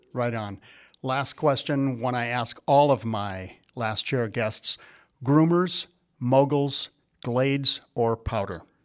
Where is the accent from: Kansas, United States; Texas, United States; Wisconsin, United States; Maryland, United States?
Wisconsin, United States; growing up in Wisconsin